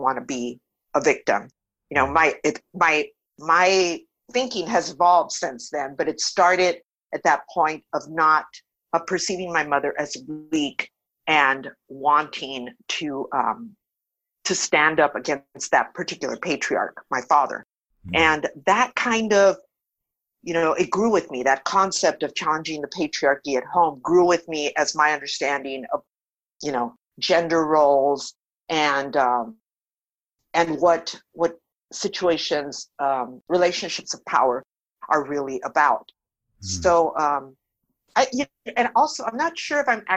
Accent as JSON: {"language": "English", "town": "Los Angeles", "region": "California", "country": "United States", "tie": "born or raised there", "first_language": "Spanish", "second_language": "English", "said": "I grew up in East"}